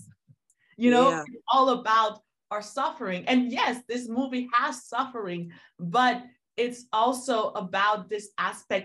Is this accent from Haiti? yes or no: yes; Haiti; moved away; I am not African American by birth, I am from Haiti, so Afro-Caribbean